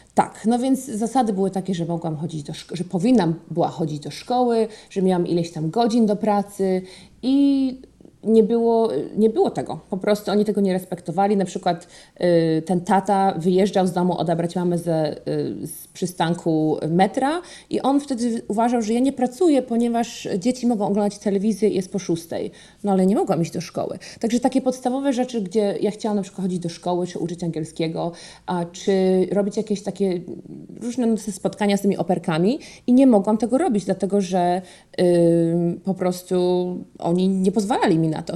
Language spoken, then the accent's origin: Polish; Poland; moved away as an adult; also born or lived in Boston, Massachusetts, United States; now in Connecticut, United States; w Polsce zawsze byłam córką moich rodziców, ja jestem z małego miasta, wszyscy ich znają